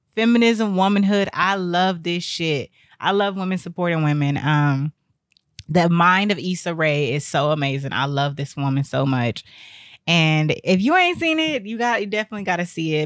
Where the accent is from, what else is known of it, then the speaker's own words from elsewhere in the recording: Texas, United States; moved away; I came from Texas